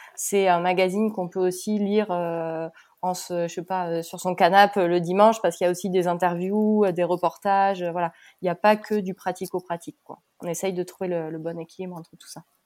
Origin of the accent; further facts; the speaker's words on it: Pau, Nouvelle-Aquitaine, France; moved away as an adult; also born or lived in Toulouse; now in Île de Ré, France; je suis originaire de Pau comme Julie